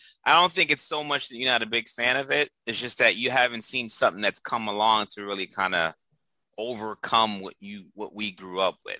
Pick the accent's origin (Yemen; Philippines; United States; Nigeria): United States; East Coast; I heard all those guys through growing up in the East Coast.